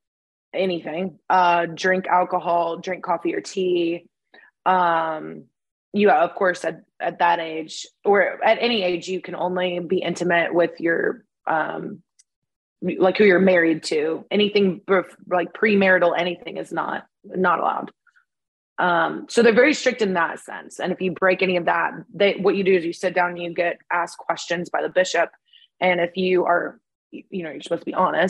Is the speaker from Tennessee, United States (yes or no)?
yes; Bell Buckle, Tennessee, United States; I was raised also my biggest memories, of course, were in a small town in Bellbuckle, Tennessee